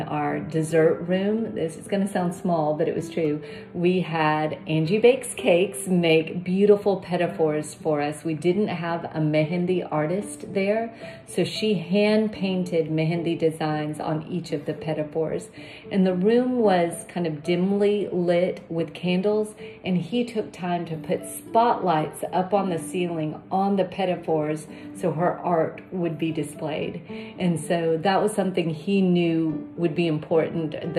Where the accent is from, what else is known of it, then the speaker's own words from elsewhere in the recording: India; moved away; I was born in India